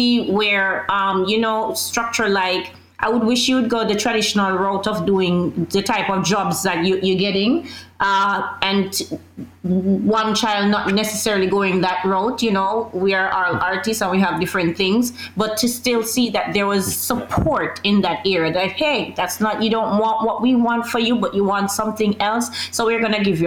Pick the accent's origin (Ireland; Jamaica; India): Jamaica; moved away as an adult; also born or lived in Queens, New York; now in New York, United States; moving away from Jamaica, coming here and starting all over again